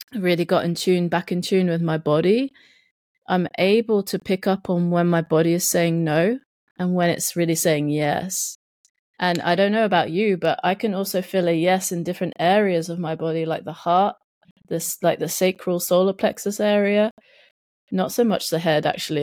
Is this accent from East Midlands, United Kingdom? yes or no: no; South East England, United Kingdom; accent: English Southern; they would definitely say I was, like, some Southern person